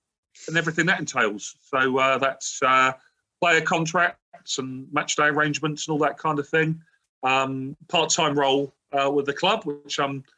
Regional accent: Reading, South East England, United Kingdom; also born or lived in Maidenhead; I'm not Maidenhead born and bred. I'm down the road, actually. I was born in Reading.

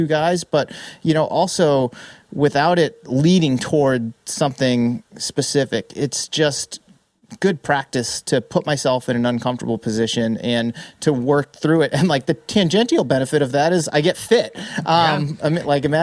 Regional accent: Massachusetts, United States; moved away as an adult; also born or lived in San Diego; now in San Francisco Bay Area, United States; I spent pretty much my entire life in Massachusetts, first 28 years of it on the East Coast

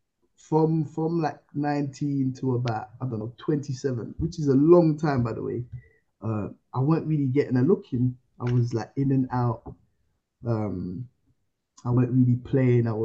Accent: United Kingdom; also born or lived in Ivory Coast; I wasn't born in this country, so I'm from Ivory Coast. I was born in Ivory Coast, so I came over when I was like 9 years old

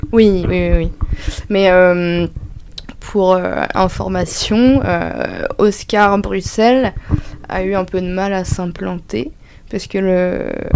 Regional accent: Dreux, Centre-Val de Loire, France; je viens de Dreux, donc euh, c'est une petite ville

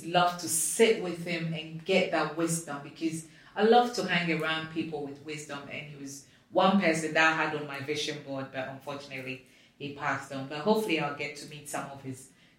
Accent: Ghana; I'm from Africa, I'm from Ghana.

